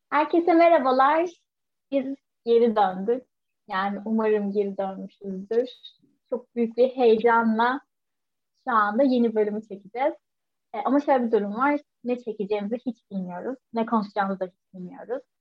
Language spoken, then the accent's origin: Turkish; Turkey; hepimiz Türkiye'de büyüdük